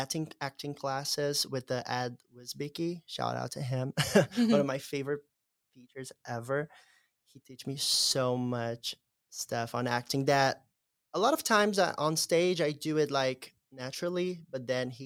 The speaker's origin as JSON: {"language": "English", "country": "Brazil", "said": "I remember coming here to see Cinderella in 2016, the same year that I came from Brazil."}